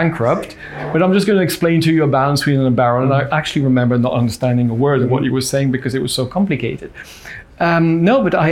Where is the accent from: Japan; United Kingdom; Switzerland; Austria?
Switzerland; my dad was Swiss, okay, and that I was brought up in Switzerland.